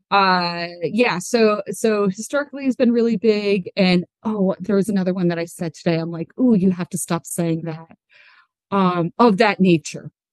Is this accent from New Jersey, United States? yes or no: yes; New Jersey, United States; I'm from New Jersey. That's my native tongue.